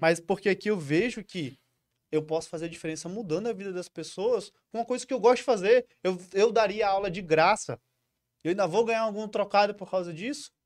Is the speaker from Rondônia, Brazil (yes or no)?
yes; Porto Velho, Rondônia, Brazil; nascido em Porto Velho, ah. criado em Porto Velho, saí poucas vezes daqui